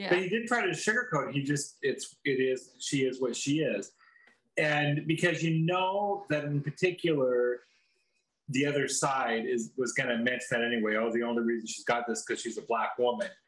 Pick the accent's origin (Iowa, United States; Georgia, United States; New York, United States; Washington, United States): Washington, United States; okay, so we come from Washington State, which is like the most one of the most politically correct states in all there is